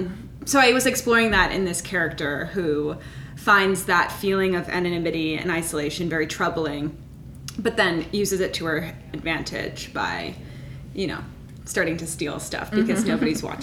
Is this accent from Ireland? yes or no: no; Minnesota, United States; moved away as an adult; I moved to New York from Minnesota for school. So I was very aware of like the difference that it was like living in Minnesota and then immediately moving to New York City